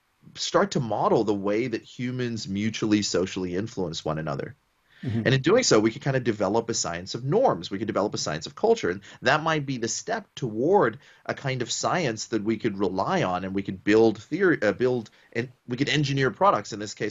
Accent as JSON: {"language": "English", "country": "Botswana", "tie": "born or raised there", "also_born_or_lived": "Sri Lanka / Papua New Guinea", "said": "And then I grew up in Botswana at a time when South Africa was going through apartheid."}